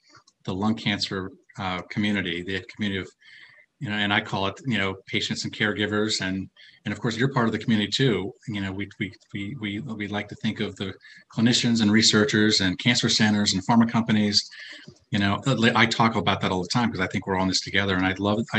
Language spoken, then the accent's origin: English; Minnesota, United States; moved away as an adult; also born or lived in Philadelphia, Pennsylvania; now in Pennsylvania, United States; I'm originally from Minnesota